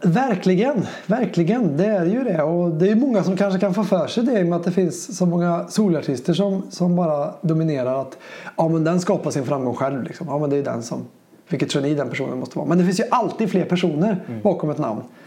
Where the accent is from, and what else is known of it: Säffle, Värmland, Sweden; born or raised there; moved away as an adult; also born or lived in Gothenburg